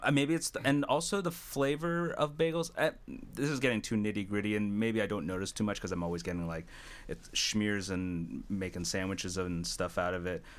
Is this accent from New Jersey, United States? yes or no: yes; New Jersey, United States; what I grew up with in New Jersey